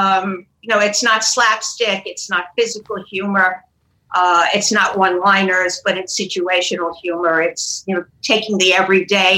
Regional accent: New York City, New York, United States; also born or lived in Connecticut; now in Florida, United States; I'm from Brooklyn, New York

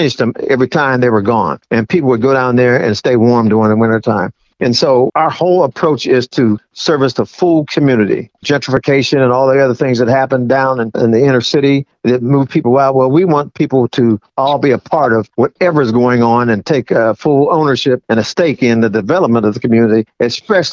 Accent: Western Pennsylvania, United States; moved away as an adult; now in Kansas City, United States; I grew up in Western Pennsylvania in a multicultural environment, but mainly white.

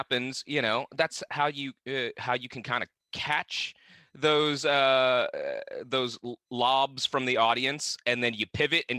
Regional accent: Vietnam; But no, I'm from the South, but I'm from South Vietnam, dude.

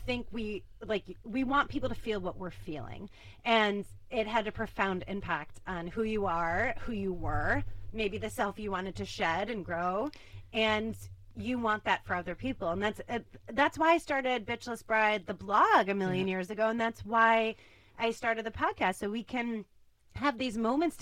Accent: Chicago, Illinois, United States; I'm from Chicago

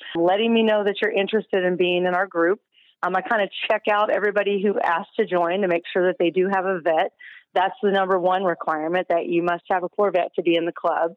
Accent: Kansas, United States; we're from Kansas

